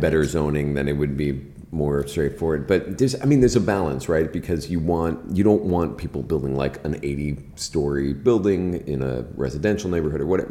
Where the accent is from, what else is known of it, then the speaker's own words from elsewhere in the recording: Key West, Florida, United States; moved away; I grew up in Key West